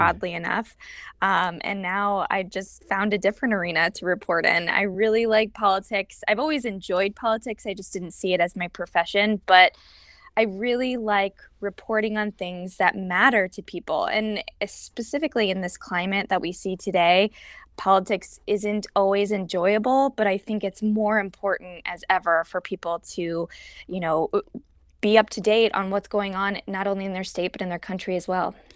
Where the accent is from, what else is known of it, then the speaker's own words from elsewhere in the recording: Illinois, United States; moved away as an adult; also born or lived in Iowa / Springfield, Illinois; now in Missouri, United States; I'm a Midwestern gal. I'm originally from Illinois